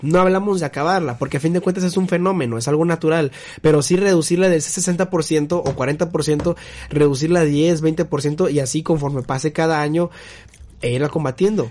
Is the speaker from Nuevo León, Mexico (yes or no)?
yes; Monterrey, Nuevo León, Mexico; yo como regio aquí, un estado industrial